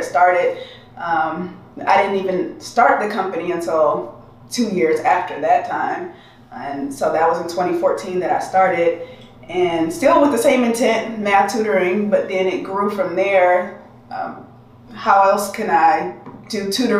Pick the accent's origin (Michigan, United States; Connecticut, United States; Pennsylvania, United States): Michigan, United States; Detroit; moved away as an adult; now in San Diego, United States; I am originally from Detroit, and I've been in San Diego for 7 years